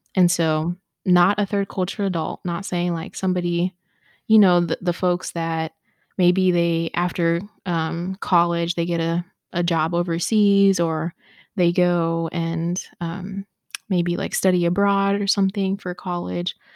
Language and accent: English; Ohio, United States; growing up in the white suburbs of Ohio